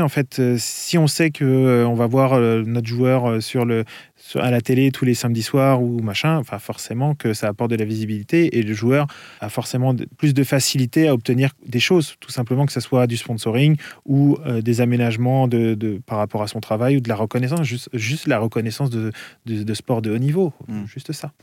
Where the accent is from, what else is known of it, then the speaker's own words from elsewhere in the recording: France; je suis français.